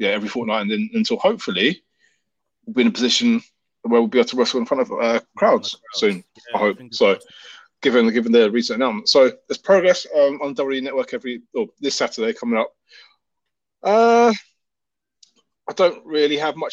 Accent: London, United Kingdom; I'm from London, so I say bastard.

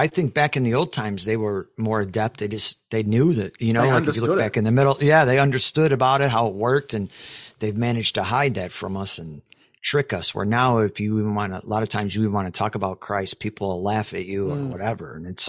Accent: Chicago, Illinois, United States; now in Texas, United States; Now I'm in Texas, so I'm lucky, but I came from Chicago, which is totally different.

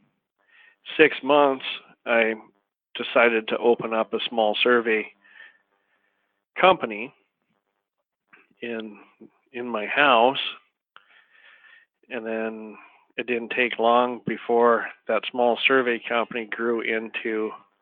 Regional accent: Choteau, Montana, United States; also born or lived in Jackson, Wyoming; I was born and raised in a small town called Shoto, Montana

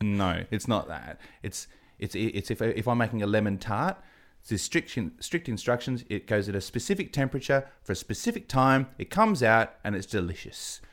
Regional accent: Adelaide, South Australia, Australia; also born or lived in England; I'm from Adelaide

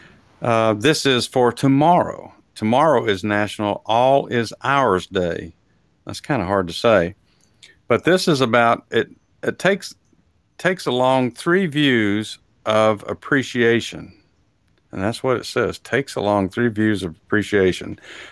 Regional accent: Texas, United States; now in Atlanta, United States; I was raised in Texas, so we had some real authentic food, Mexican food there.

